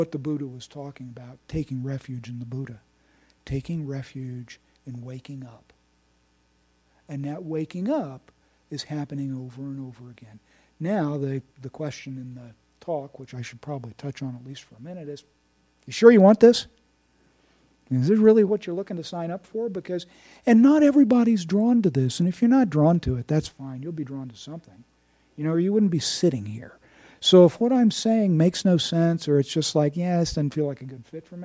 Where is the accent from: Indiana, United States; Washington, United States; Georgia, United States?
Indiana, United States; I'm from Indiana